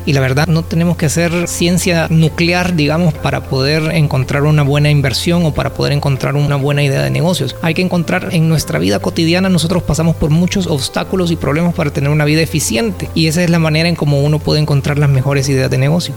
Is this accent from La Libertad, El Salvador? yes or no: no; Santa Ana, El Salvador; moved away as an adult; also born or lived in San Salvador; Yo soy de Santa Ana y vivía en San Salvador.